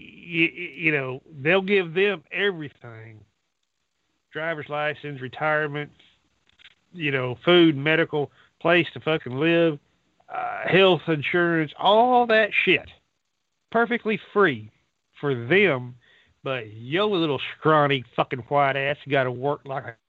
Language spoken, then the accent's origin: English; Dallas, Texas, United States; I'm a citizen of this country. I was born there in Dallas, Texas